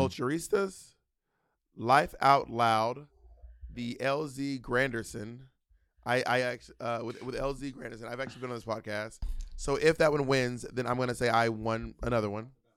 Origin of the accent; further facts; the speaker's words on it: Columbus, Georgia, United States; I was born in Columbus, Georgia at the medical center.